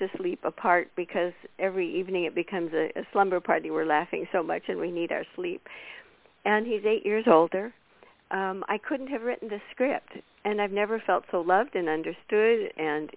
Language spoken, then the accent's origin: English; United States; from America